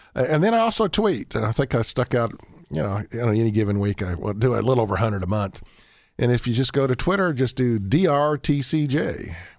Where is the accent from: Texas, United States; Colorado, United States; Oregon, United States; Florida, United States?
Colorado, United States; Montrose; I grew up in Montrose, Colorado.